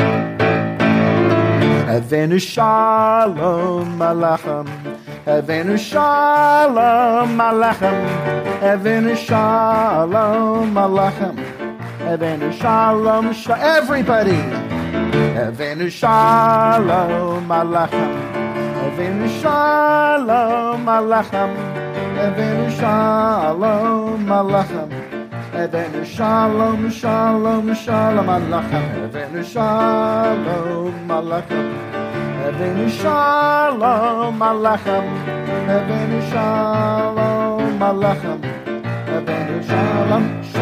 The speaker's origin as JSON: {"language": "English", "town": "San Antonio", "region": "Texas", "country": "United States", "tie": "born or raised there", "moved": "yes", "said": "I was born and raised in San Antonio"}